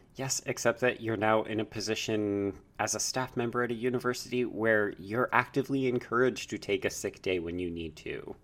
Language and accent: English; Canada; as a Canadian viewer